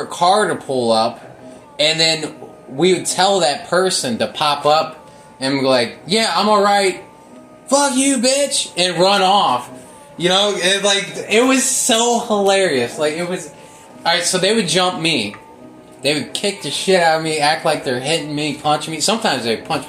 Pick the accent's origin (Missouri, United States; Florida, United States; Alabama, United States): Missouri, United States; Normandy; I grew up in Normandy. I didn't grow up in Ferguson